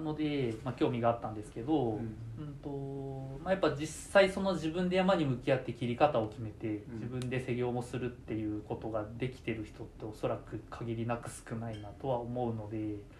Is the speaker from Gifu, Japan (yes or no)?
yes; Gifu, Japan; also born or lived in Iwate; もともと私も岐阜県の出身で高校卒業した後に岩手大学に進学して農学部にいました